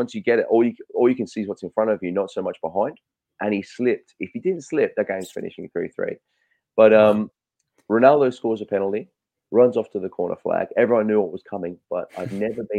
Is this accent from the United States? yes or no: no; Australia; I'm Australian